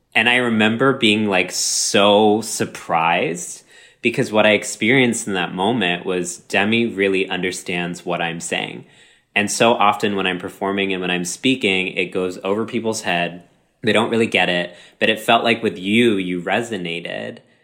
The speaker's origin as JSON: {"language": "English", "region": "Texas", "country": "United States", "tie": "born or raised there", "said": "My entire life growing up in Texas"}